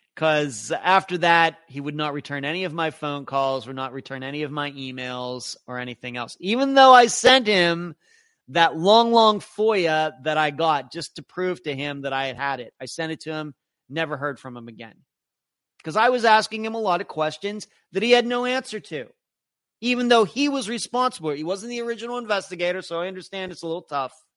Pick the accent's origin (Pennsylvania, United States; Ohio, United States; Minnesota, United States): Pennsylvania, United States; also born or lived in Nevada; now in Florida, United States; I grew up in Pennsylvania